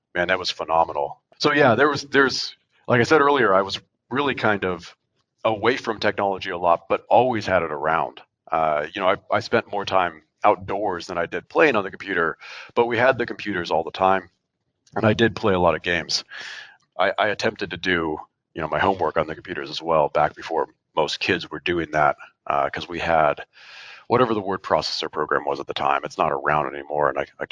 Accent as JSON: {"language": "English", "region": "Oregon", "country": "United States", "tie": "born or raised there", "said": "now that I'm much closer to Portland than where I grew up in Oregon"}